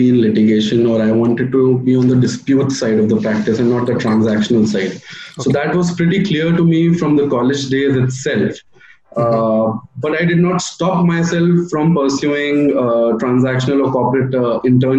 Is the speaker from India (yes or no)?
yes; Chhattisgarh, India; I want to go back to the High Court in my home state, and I wish to pursue litigation there